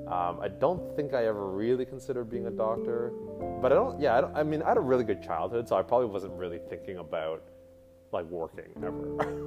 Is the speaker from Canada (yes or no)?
yes; Pembroke, Ontario, Canada; now in Ottawa, Canada; I was born and raised in Pembroke.